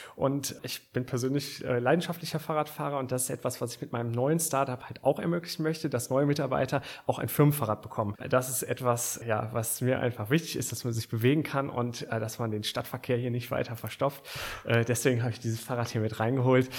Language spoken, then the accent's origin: German; Aachen, North Rhine-Westphalia, Germany; Ich komme aus Aachen. Ich bin gebürtiger Aachener